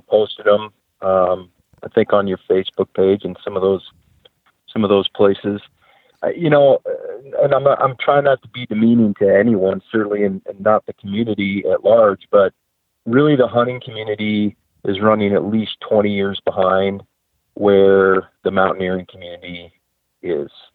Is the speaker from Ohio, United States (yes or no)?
yes; Ohio, United States; I grew up in Ohio